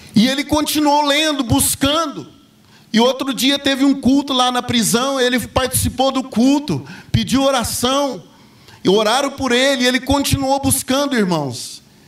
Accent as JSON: {"language": "Portuguese", "town": "Patrocínio Paulista", "region": "São Paulo", "country": "Brazil", "tie": "born or raised there", "said": "eu fui criado ali em Patrocínio Paulista, ali perto de Franca"}